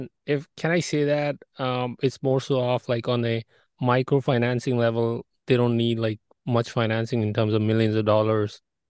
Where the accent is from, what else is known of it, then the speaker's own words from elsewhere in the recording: India; moved away; I'm from India originally